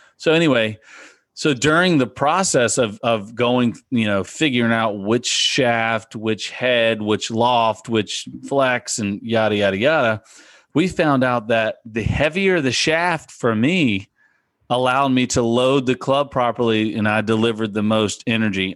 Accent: south central Virginia, United States; I grew up playing in the Piedmont Section Junior Golf uh, League, which is in the central, south central part of Virginia

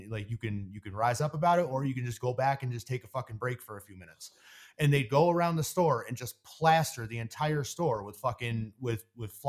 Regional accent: New York, United States; I'm from New York.

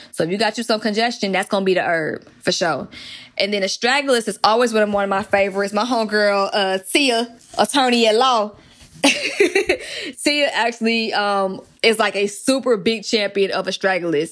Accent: Atlanta, Georgia, United States; accent: country; growing up in Atlanta

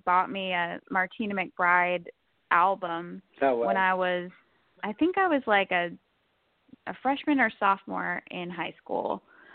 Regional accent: Connecticut, United States; also born or lived in New York; I am originally from Connecticut, born and raised there

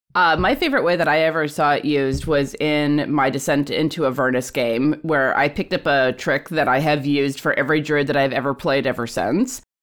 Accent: Alaska, United States; I'm from Alaska

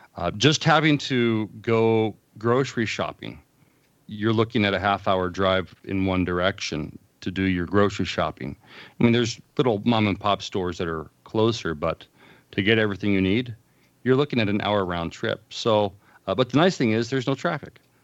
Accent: Los Angeles, California, United States; moved away as an adult; also born or lived in Fort Wayne, Indiana / Illinois; now in Willow Creek, United States; I spent the first twenty-three years of my life in Southern California. Um, I, I, uh, occasionally refer to it as Commie-fornia. uh, growing up in the Los Angeles area

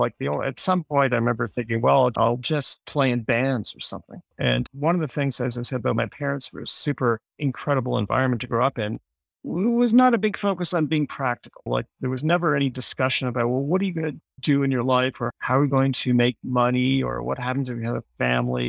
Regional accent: Toronto, Ontario, Canada; I'm from Toronto

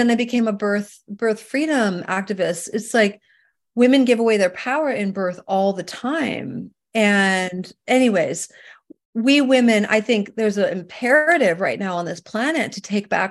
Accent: Vancouver, British Columbia, Canada; moved away as an adult; now in California, United States; I'm from Canada originally, and you know, I was born and raised up in Vancouver, British Columbia

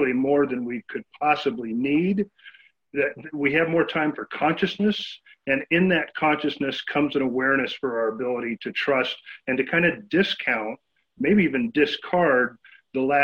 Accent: San Bernardino, California, United States; now in Central Oregon, United States; I grew up in San Bernardino, California, which back then was a more rural place than it is today.

